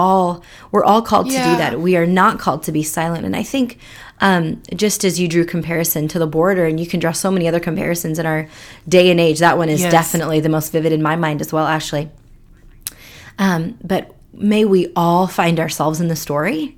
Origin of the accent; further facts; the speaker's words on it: India; also born or lived in Seattle area, United States; now in Seattle, United States; I am a Indian immigrant living in the Seattle area.